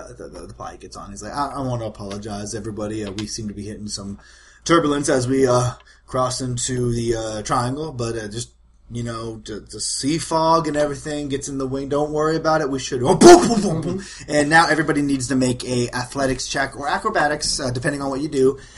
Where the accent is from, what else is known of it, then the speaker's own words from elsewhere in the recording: Appleton, Georgia, United States; Oh, Appleton, Georgia.